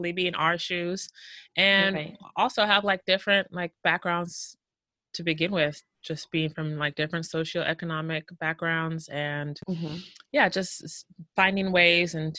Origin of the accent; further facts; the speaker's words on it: Houston, Texas, United States; moved away as an adult; now in Seattle, United States; I was born and raised in the greatest city in this country, which is Houston, Texas